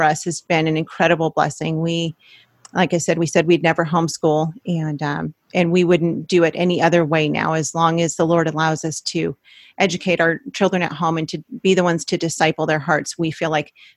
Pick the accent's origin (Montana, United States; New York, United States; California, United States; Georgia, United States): California, United States; Los Angeles County; moved away as an adult; We're both from Los Angeles County.